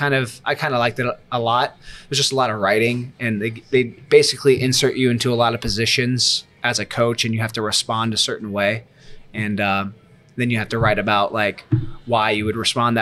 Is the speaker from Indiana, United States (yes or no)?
no; Missouri, United States; moved away as an adult; also born or lived in Kansas City, Missouri; now in South Florida, United States; Missouri, my hometown